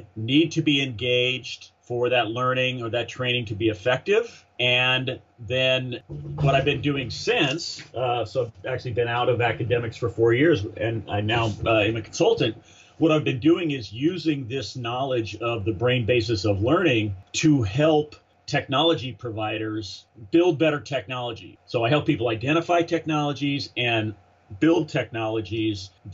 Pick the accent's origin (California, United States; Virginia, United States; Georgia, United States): California, United States; Southern; moved away as an adult; now in Austin, United States; I'm a SoCal guy